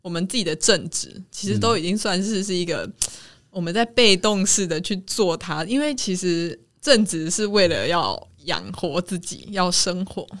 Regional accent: Kaohsiung, Taiwan; 我们都是高雄人。

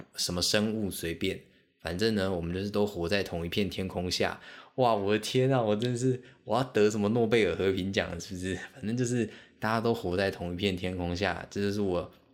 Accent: Kaohsiung, Taiwan; also born or lived in Xiaoliuqiu, Pingtung County / Pingtung; 小时候在高雄

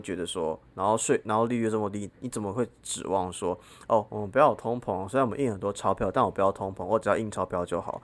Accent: Taiwan; also born or lived in Hong Kong; 我是台湾人

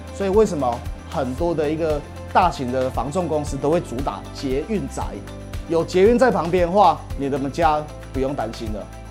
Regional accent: Taiwan; 我是台湾人，I am from Taiwan

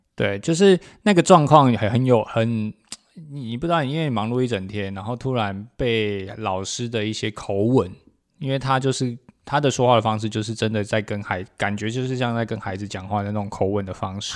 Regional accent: Taiwan; 闽南语是我们台湾很重要的一个本土母语

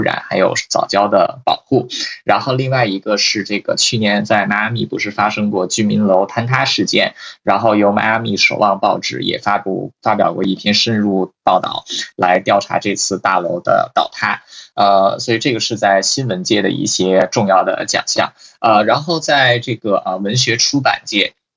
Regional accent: China; moved away; 我在大陆长大，我们大陆翻译成这个普利策

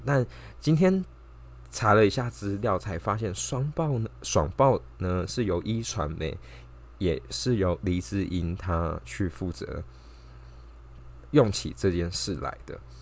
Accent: Taipei, Taiwan; 身为一个台北人

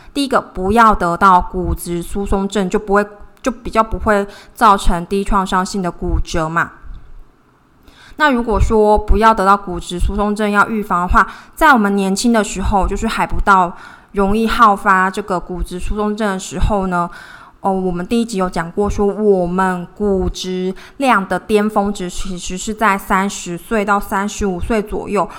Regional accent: Taiwan; 我是台湾人

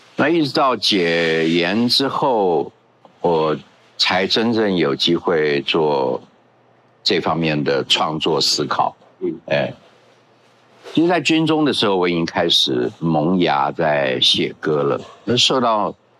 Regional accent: Guanxi, Hsinchu County, Taiwan; first language Hakka; Chinese is a second language; moved away; also born or lived in Taipei; 关系有个地方叫南门坎

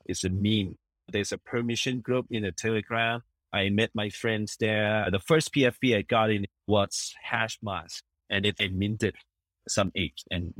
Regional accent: Chiang Mai, Thailand; I'm from Chiang Mai, Thailand. Original Chiang Mai.

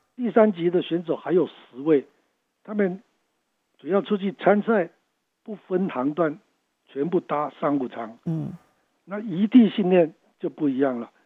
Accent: Taiwan; 我们台湾人

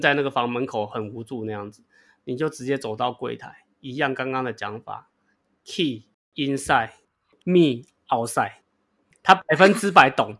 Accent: Taiwan; accent: Taiwanese English; 他已经习惯我的台式英文了

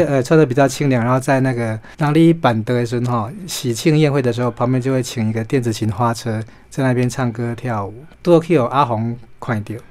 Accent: Taiwan; 我们台湾人

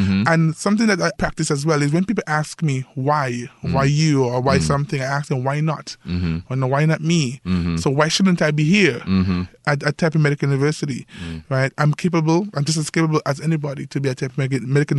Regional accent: St. Kitts & Nevis; moved away as an adult; now in Taiwan; I'm from St. Kitts and Nevis, and I was journalist / teacher

